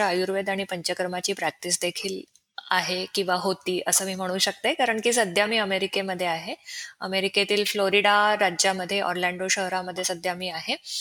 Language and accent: Marathi; Pune, Maharashtra, India; moved away as an adult; now in Orlando, United States; मी मूळची आहे पुण्याची